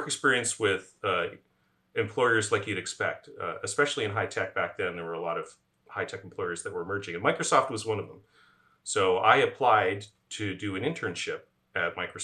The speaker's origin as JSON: {"language": "English", "town": "Ottawa", "region": "Ontario", "country": "Canada", "tie": "born or raised there", "also_born_or_lived": "Waterloo, Canada", "said": "I'm originally from Ottawa, Canada"}